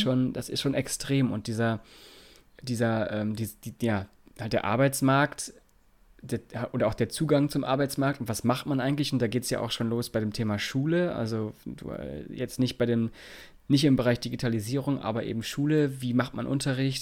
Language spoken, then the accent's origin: German; Lower Saxony, Germany; bei uns in Niedersachsen